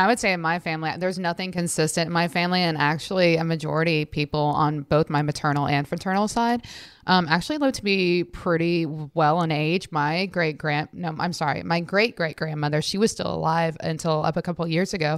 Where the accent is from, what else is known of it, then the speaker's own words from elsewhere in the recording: Atlanta, Georgia, United States; I grew up in Atlanta